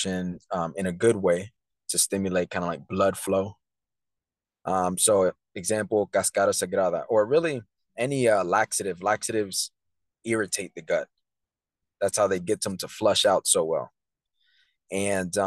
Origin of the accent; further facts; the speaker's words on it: Tampa, Florida, United States; I was born at St. Joseph's, so that's pretty cool. growing up in Tampa, I was always, you know, all over the place.